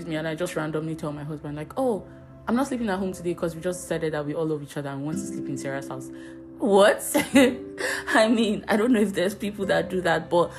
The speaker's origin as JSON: {"language": "English", "town": "Abuja", "region": "Federal Capital Territory", "country": "Nigeria", "tie": "born or raised there", "said": "I grew up in Abuja"}